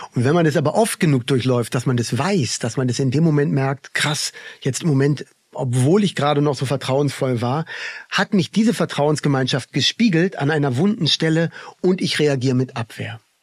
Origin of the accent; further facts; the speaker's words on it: Berlin, Germany; now in Tamera, Portugal; ich bin ja im Kinderladen aufgewachsen in Berlin.